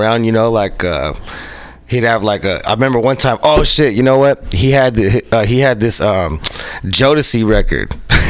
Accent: San Francisco, California, United States; I grew up in San Francisco, around like Ingleside, Excelsior area.

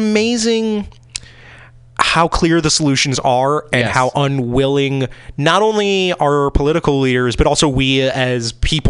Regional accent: East Coast, United States; now in Seattle, United States; Yeah, and I will say, as I'm not a Seattle born and bred, you know, like I was from the East Coast, so I am also part of that.

